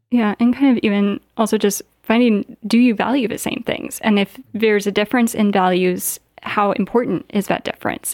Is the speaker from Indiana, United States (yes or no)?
yes; south of Gary, Indiana, United States; moved away as an adult; also born or lived in Virginia / Washington, D.C.; now in Michigan, United States; I grew up in Indiana, uh, not too far from here, about four hours away